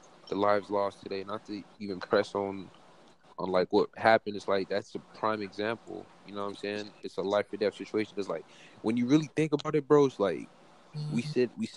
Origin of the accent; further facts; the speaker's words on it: Broward County, Florida, United States; we're all from Broward. Like we know Broward. We know what happens down here